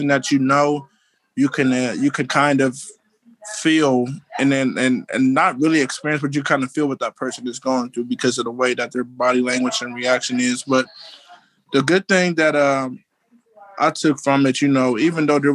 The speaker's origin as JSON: {"language": "English", "region": "Ohio", "country": "United States", "tie": "born or raised there", "also_born_or_lived": "Philadelphia", "said": "I'm at my mom's house right now and it's still in the same house that I grew up in here"}